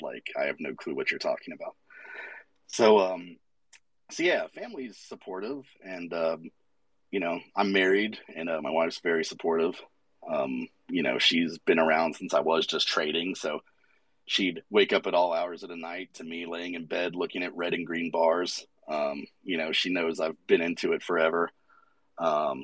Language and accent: English; Atlanta, Georgia, United States; I'm from Atlanta, and I know a lot of local artists here